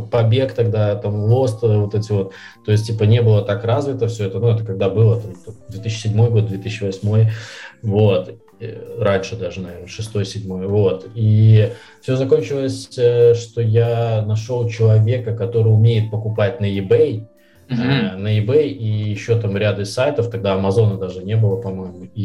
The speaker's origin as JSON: {"language": "Russian", "region": "Minsk", "country": "Belarus", "tie": "born or raised there", "said": "я из Минска, э, да, то есть у меня мама с Украины … mm-hmm. с которым мне здесь в Минске было в школьное время непросто"}